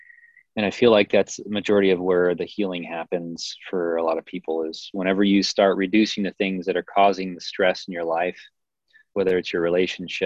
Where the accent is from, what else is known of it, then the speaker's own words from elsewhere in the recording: Kansas City, United States; moved away as an adult; now in Boulder, United States; I'm from Kansas City